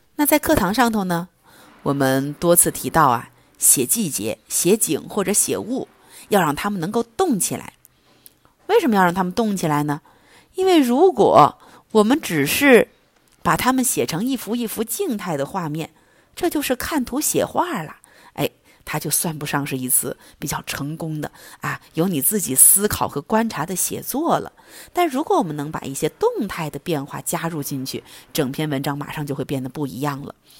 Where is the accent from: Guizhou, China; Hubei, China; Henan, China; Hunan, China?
Guizhou, China; Zunyi; 咱们遵义话好像叫春天